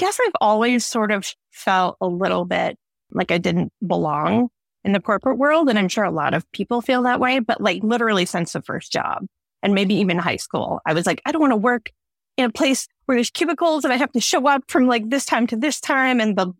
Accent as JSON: {"language": "English", "town": "Kalamazoo", "region": "Michigan", "country": "United States", "tie": "born or raised there", "moved": "as an adult", "lives_now": "Detroit, United States", "said": "I grew up in and around Kalamazoo."}